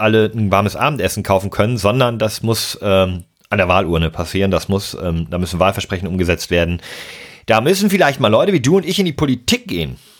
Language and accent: German; Hamburg, Germany; meiner Heimatstadt Hamburg